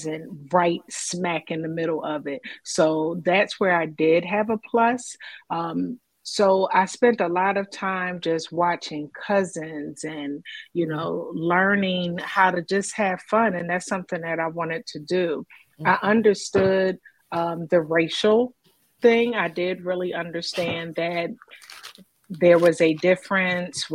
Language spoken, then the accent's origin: English; Philadelphia, Pennsylvania, United States; being from Philadelphia, yes, West Philadelphia, born and raised